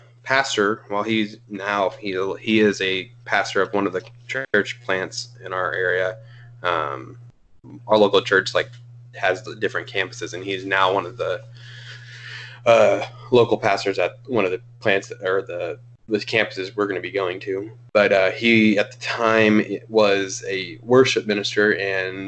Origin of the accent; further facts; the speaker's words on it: League City, Texas, United States; now in Granbury, United States; I grew up down in Houston area, in the suburbs of Houston